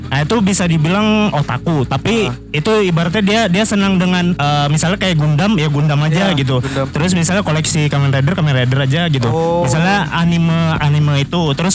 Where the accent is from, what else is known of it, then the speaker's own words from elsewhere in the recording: Banjarbaru, South Kalimantan, Indonesia; Uh, saya dari Banjarbaru